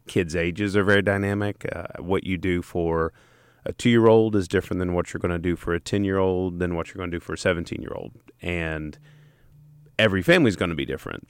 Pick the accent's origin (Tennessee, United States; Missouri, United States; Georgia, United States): Tennessee, United States; East; I'm a redneck from East Tennessee